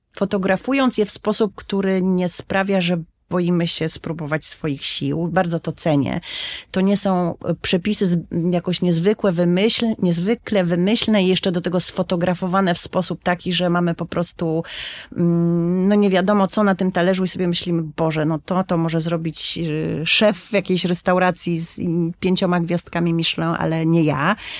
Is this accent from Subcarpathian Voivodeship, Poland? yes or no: no; Warsaw, Masovian Voivodeship, Poland; moją małą ojczyzną jest warszawski Żoliborz